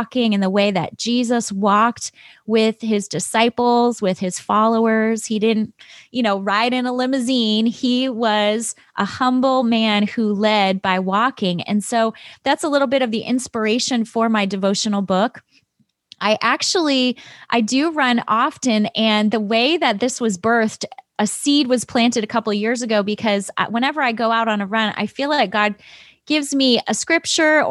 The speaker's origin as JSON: {"language": "English", "town": "Chicago", "region": "Illinois", "country": "United States", "tie": "born or raised there", "also_born_or_lived": "Michigan", "moved": "as an adult", "said": "I grew up in Chicago, south side of Chicago"}